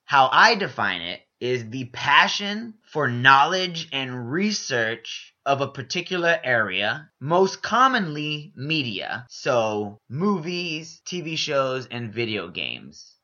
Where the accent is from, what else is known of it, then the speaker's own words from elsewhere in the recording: Houston, Texas, United States; I'm originally from Houston, Texas. Whoop, whoop. H Town.